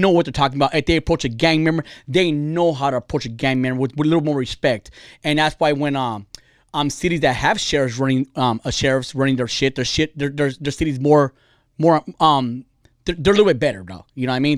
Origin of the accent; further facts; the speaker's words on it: California, United States; I'm Californian